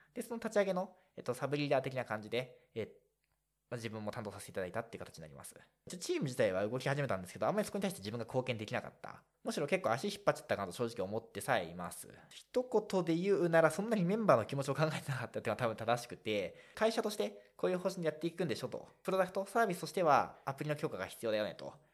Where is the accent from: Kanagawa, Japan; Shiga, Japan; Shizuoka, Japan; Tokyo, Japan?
Shizuoka, Japan; moved away; 実家は静岡だからです